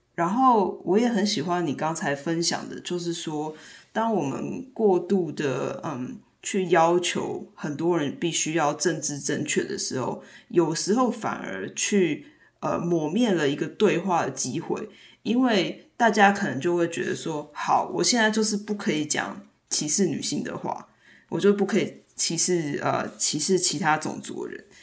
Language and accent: Chinese; Taiwan; now in United States; 当我，呃，到美国之后，然后当我再回到台湾的时候